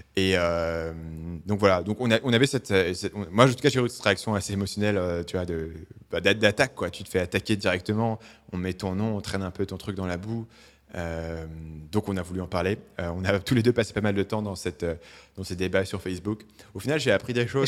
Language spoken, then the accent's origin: French; Paris, Île-de-France, France; moved away; j'ai grandi à Paris